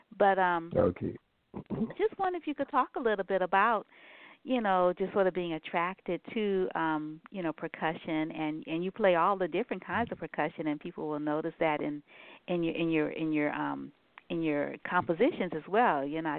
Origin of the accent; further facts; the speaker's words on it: Nigeria; And of course, you know, growing up in Nigeria, you know, with a dad who was a connoisseur in music